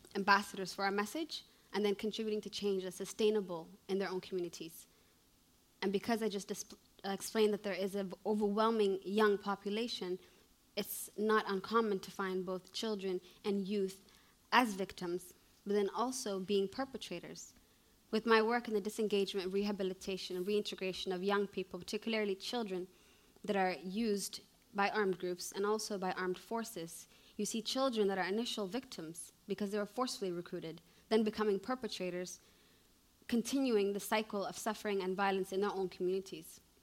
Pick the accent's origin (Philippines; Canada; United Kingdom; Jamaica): Canada; moved away as an adult; also born or lived in Somalia; now in Mogadishu, Somalia; I was born in Canada